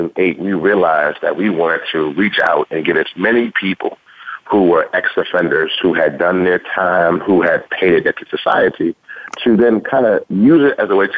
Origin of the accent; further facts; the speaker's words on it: Louisiana, United States; accent: southern; moved away; I'm originally from Louisiana